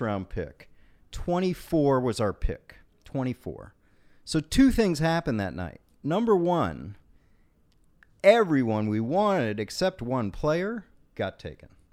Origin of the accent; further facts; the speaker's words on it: Washington, District of Columbia, United States; I grew up in Washington, D C, born and raised